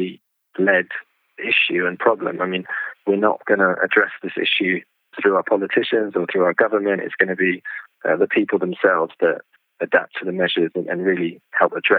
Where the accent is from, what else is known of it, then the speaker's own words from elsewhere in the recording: London, United Kingdom; I was born in London and I've lived here most of my life